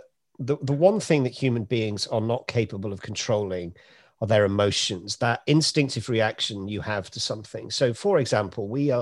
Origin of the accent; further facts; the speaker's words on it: Oldham, North West England, United Kingdom; also born or lived in Cheshire / Manchester; growing up in Oldham and Cheshire and going to school in Manchester